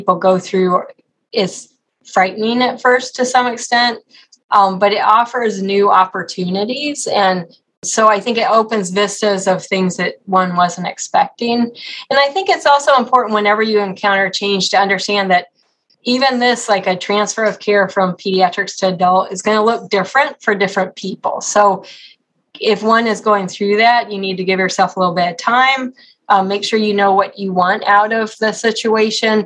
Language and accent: English; Colorado, United States; also born or lived in Oklahoma / Texas; now in Cleveland, United States; I grew up in Colorado